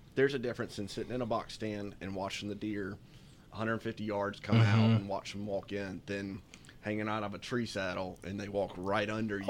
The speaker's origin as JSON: {"language": "English", "town": "High Point", "region": "North Carolina", "country": "United States", "tie": "born or raised there", "also_born_or_lived": "Boone", "said": "High Point."}